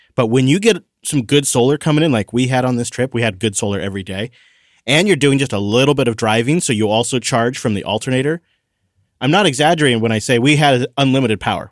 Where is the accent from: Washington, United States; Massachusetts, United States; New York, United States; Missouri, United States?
Washington, United States; My home state